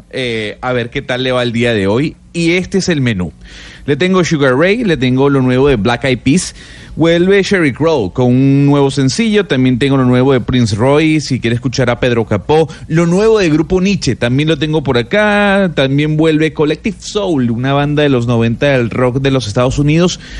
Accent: Venezuela; como venezolano

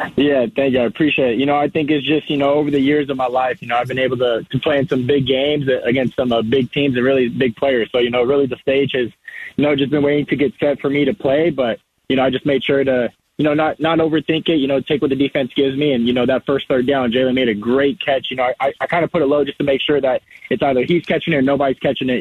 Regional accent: Marana, Arizona, United States; I'm from Marana, which is uh, in Tucson

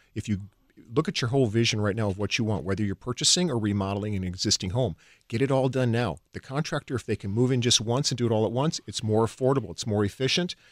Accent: Chippewa Falls, Wisconsin, United States; moved away as an adult; also born or lived in California; I grew up in Chippewa Falls, Wisconsin

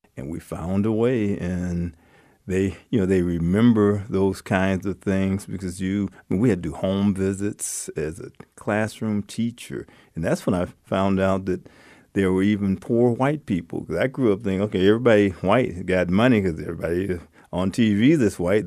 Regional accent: Los Angeles, California, United States; also born or lived in Mobile, Alabama; now in Iowa, United States; I grew up in Los Angeles, but I was born in Magazine, Alabama, a suburb of Mobile

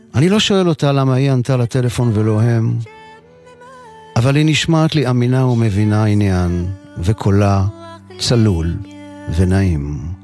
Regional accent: Mekor Baruch, Jerusalem District, Israel; בקומה השנייה של הבית בו נולדתי בשכונת מקור ברוך. אני בן חמש עשרה

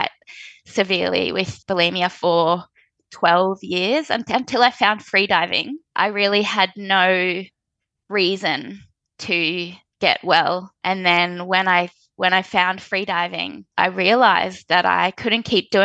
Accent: Australia; As an Australian freediving athlete

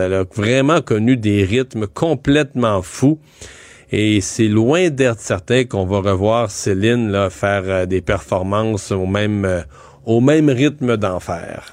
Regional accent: Rivière-du-Loup, Quebec, Canada; moi je suis de Rivière-du-Loup

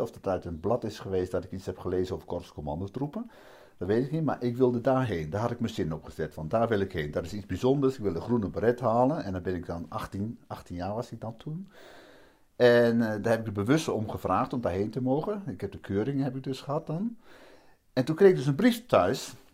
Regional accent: Vroomshoop, Overijssel, Netherlands; also born or lived in Hardenberg; klein plaatsje Vroomshoop heet dat. Eh, daar ben ik dan eh, opgegroeid, laat ik maar zeggen. Ik ben geboren in Hardenberg

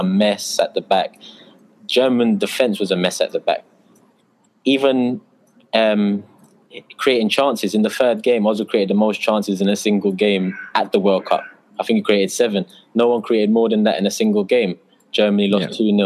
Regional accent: London, United Kingdom; born in London, Turkish background, Turkish Cypriot background, and a little bit of Irish

